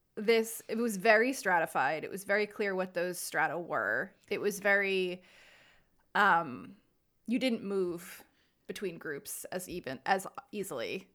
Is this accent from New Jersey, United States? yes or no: yes; New Jersey, United States; we're from New Jersey